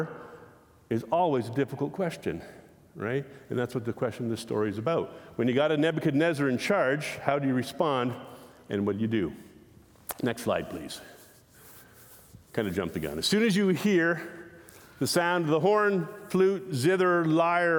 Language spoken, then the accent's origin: English; Canada; we're Canadian